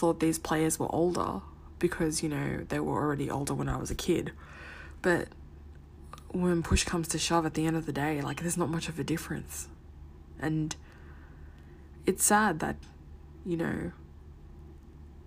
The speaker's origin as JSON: {"language": "English", "town": "Sydney", "region": "New South Wales", "country": "Australia", "tie": "born or raised there", "said": "as a brown kid growing up in Western Sydney."}